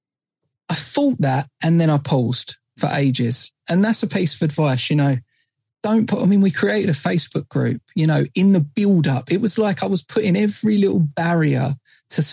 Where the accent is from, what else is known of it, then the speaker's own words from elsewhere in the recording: Essex, East of England, United Kingdom; we're from Essex